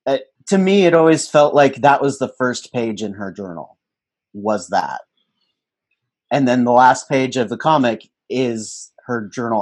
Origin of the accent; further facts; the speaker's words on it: Oregon, United States; Oregon. We're both from okay. Oregon.